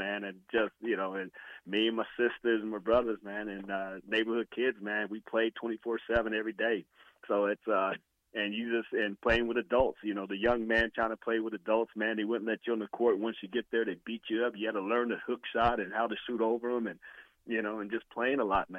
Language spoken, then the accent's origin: English; Indiana, United States; I was born in Indiana, basketball capital of the world.